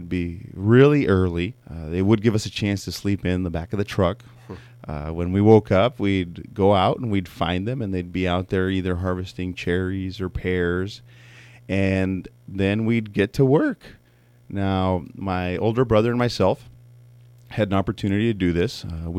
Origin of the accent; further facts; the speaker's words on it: California, United States; born there; I was actually born here in the States. I was born in the Coachella Valley down in Southern California.